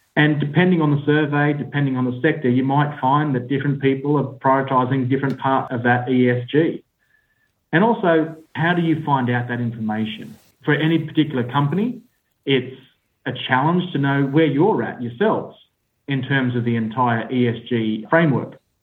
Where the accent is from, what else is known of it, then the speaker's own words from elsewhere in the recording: Australia; accent: Australian; now in United Kingdom; I sit in the UK, uh, despite my Australian accent.